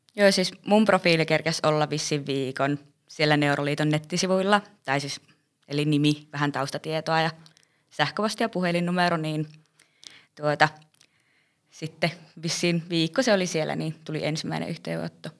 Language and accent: Finnish; Rovaniemi, Lapland, Finland; olen Rovaniemeltä.